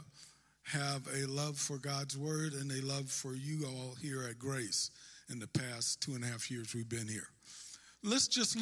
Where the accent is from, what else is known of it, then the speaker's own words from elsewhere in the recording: Northern California, United States; I'm from Northern California